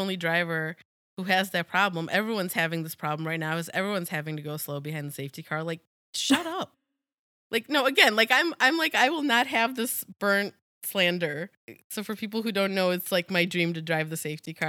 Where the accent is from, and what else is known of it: United States